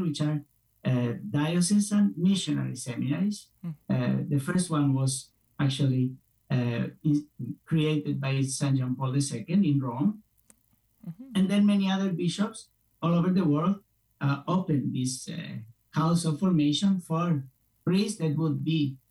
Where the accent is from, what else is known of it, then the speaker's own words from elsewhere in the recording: Spain; moved away as an adult; I'm originally from Spain.